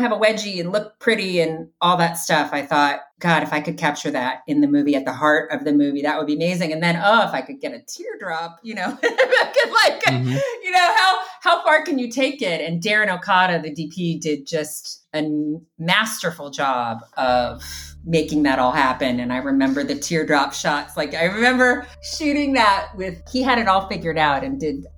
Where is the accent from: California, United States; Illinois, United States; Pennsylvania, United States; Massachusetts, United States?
Illinois, United States; Chicago; I grew up near Second City in Chicago, and we'd go to the free improv shows at Second City